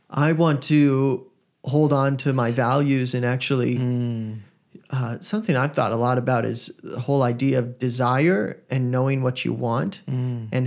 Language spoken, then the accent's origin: English; Sydney, New South Wales, Australia; I grew up in Sydney, yes.